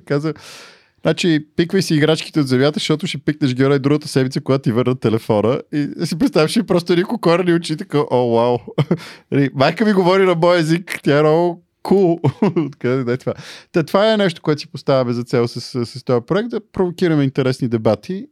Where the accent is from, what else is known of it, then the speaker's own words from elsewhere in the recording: Bulgaria; аз съм българин а, и говоря български